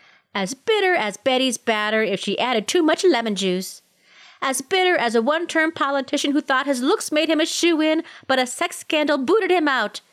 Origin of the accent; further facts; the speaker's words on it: Minnesota, United States; now in Colorado, United States; I grew up in Minnesota.